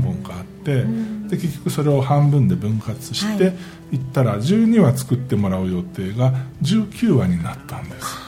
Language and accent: Japanese; Shimane, Japan; 私も島根県出身ですが